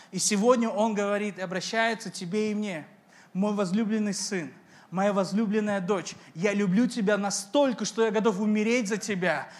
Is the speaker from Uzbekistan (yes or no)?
yes; Uzbekistan; я из Узбекистана, я из корейской семьи